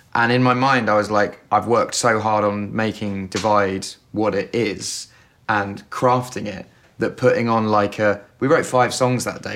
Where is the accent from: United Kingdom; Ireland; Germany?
United Kingdom; England; I'm, I'm English